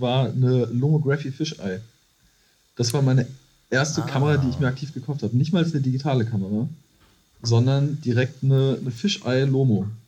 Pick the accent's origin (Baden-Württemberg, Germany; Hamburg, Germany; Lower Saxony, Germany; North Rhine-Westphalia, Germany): North Rhine-Westphalia, Germany; Iserlohn; moved away as an adult; now in Cologne, Germany; ich komme aus der Nähe von Dortmund